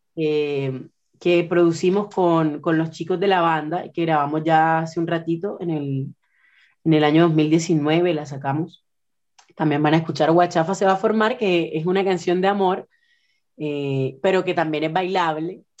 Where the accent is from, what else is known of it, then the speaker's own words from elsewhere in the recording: Puerto Colombia, Atlántico, Colombia; also born or lived in Barranquilla, Colombia; now in Concepción, Chile; Yo nací en la ciudad de Barranquilla, Colombia, en la costa atlántica colombiana, pero me crié toda mi vida en un pueblito que está a las afueras de Barranquilla que se llama Puerto